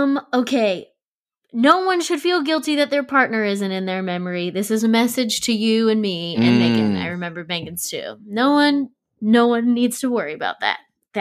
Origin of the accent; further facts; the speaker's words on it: Maryland, United States; Kind of everywhere, but mostly Maryland.